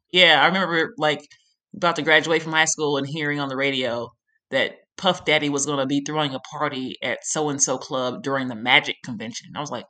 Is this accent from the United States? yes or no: yes; Chicago, Illinois, United States; So that's different because like me growing up in Chicago, all you see about Vegas is just like all the shit that happens on the strip and stuff.